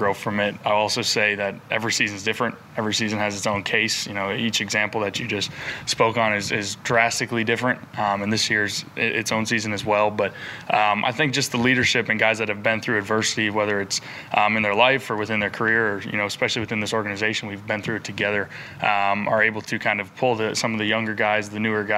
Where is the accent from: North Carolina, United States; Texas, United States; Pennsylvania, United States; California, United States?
North Carolina, United States; Raleigh; I was born in Raleigh, so, you know, my dad and everyone kind of raised us as Wolfpack fans.